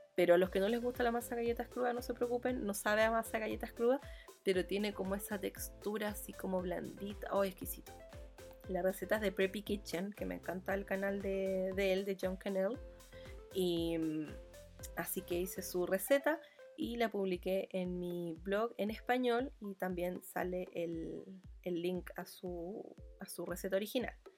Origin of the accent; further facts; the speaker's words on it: Chile; accent: muy chileno; also born or lived in Providencia, Santiago; mi acento es muy chileno